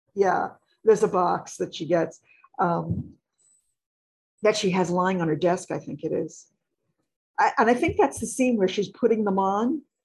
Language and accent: English; New York City, New York, United States; I grew up in New York